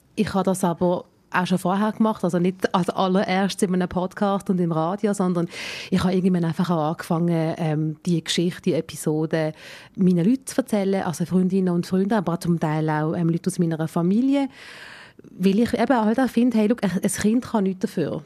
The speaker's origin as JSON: {"language": "German", "country": "Switzerland", "said": "meine indische Herkunft mir genauso wichtig ist wie meine Schweizer Herkunft"}